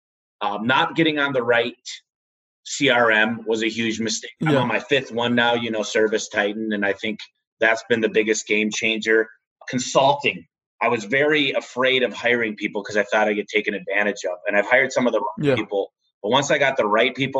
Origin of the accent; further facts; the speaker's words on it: Michigan, United States; moved away; I'm from Michigan originally, moved out here